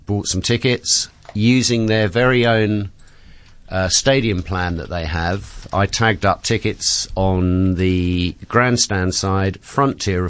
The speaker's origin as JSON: {"language": "English", "region": "London", "country": "United Kingdom", "moved": "yes", "lives_now": "Cape Town, South Africa"}